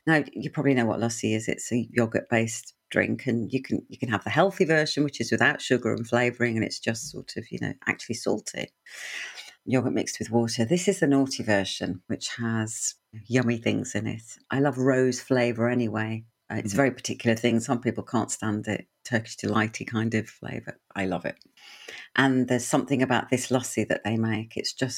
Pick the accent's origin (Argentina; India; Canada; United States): India; Punjab; but I'm North Indian, Punjabi, landlocked, and so a lot of our food was vegetarian, actually, occasional bit of chicken, but never fish.